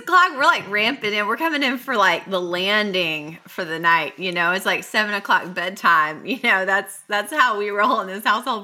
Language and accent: English; Mount Juliet, Tennessee, United States; Nate Bargatze talks about our hometown in one of his Netflix specials